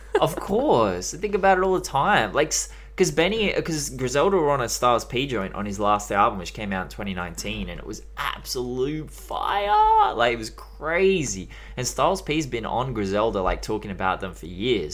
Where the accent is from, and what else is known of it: Australia